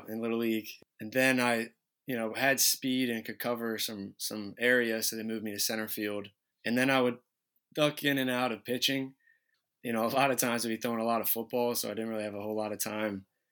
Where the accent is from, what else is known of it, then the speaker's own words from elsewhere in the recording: Smyrna, Delaware, United States; Growing up in Smyrna, being able to play for Smyrna, it's a small town